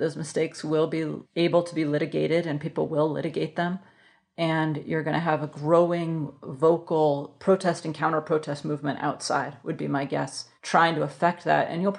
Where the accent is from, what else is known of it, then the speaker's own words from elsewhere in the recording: Alaska, United States; I'm from Alaska, so you know they were representing Alaska